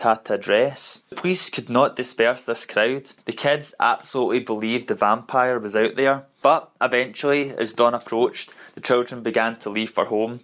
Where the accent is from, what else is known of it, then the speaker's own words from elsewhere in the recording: Glasgow, Scotland, United Kingdom; I come from Glasgow, Scotland